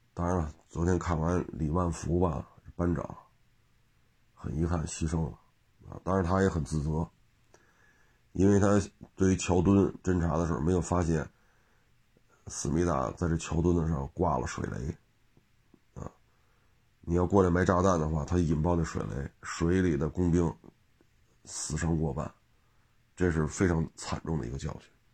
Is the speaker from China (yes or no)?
yes; China; 我们中国人